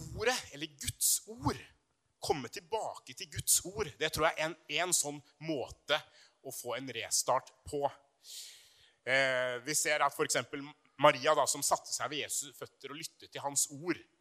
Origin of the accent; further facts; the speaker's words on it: Brumunddal, Innlandet, Norway; på videregående i Brumunddal. Eh, langt oppe i Hedmarken, der jeg vokste opp.